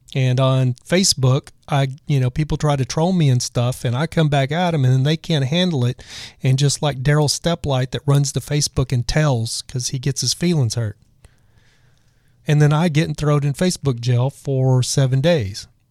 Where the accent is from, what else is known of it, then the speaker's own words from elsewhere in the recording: Texas, United States; I'm from Texas